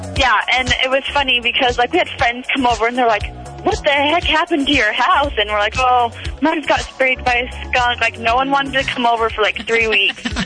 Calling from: St. George, Utah, United States; I'm calling from St. George, Utah.

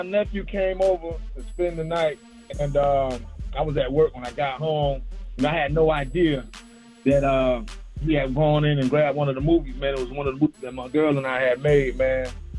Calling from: Sarasota, Florida, United States; I'm calling from Sarasota, Florida, not Okeechobee.

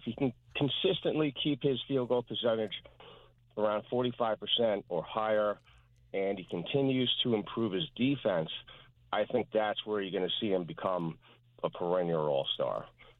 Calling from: East Rockaway, New York, United States; East Rockaway.

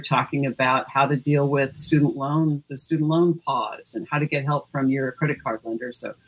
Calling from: Los Angeles, California, United States; I am, Los Angeles.

